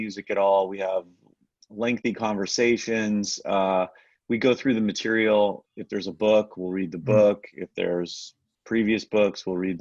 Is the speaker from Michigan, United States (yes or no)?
no; Los Angeles, California, United States; I'm born and raised in LA.